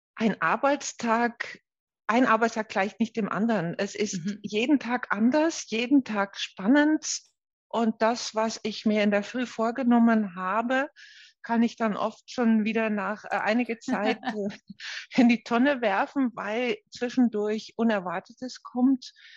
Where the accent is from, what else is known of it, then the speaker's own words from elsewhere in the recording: Netherlands; German is a second language; moved away as an adult; now in Nuremberg, Germany; Ich komme ja aus den Niederlanden